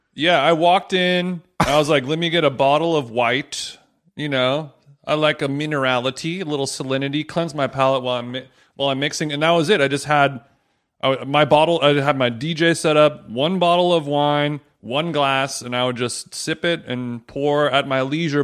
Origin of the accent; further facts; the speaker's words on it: United States; I'm American